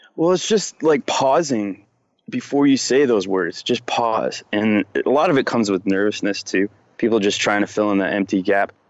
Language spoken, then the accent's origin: English; Rochester, New York, United States; I grew up in Rochester, New York, upstate New York.